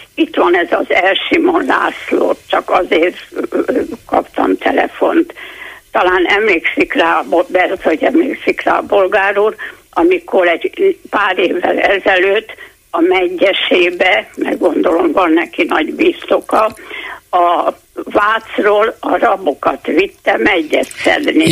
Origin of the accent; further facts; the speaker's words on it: Hungary; magyar vagyok, mert itt születtem, és itt élek 81 éve